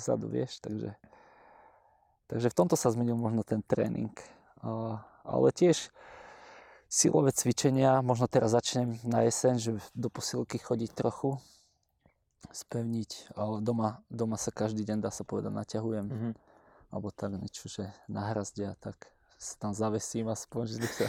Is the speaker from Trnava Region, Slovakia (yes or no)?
yes; Trnava, Trnava Region, Slovakia; u nás v Trnave